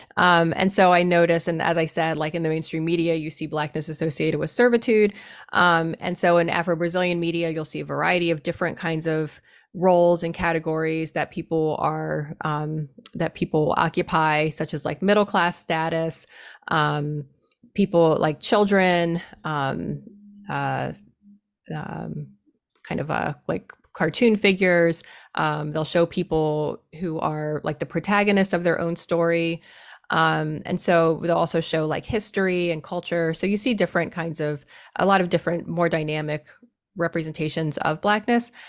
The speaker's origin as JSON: {"language": "English", "town": "Harrisburg", "region": "Pennsylvania", "country": "United States", "said": "I'm from Harrisburg, Pennsylvania, so I'm from the eastern part of the state."}